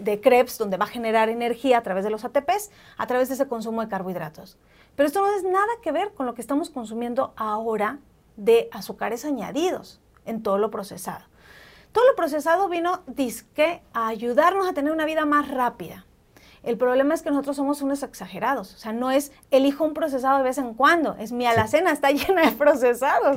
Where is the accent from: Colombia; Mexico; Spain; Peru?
Mexico; now in Mexico City, Mexico